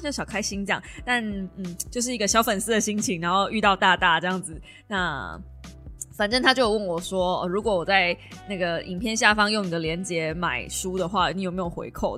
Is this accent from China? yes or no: no; Kaohsiung, Taiwan; 就身为高雄人